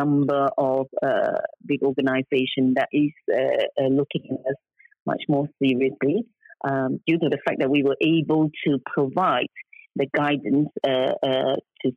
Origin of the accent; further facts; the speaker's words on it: Singapore; now in United Kingdom; I come from Singapore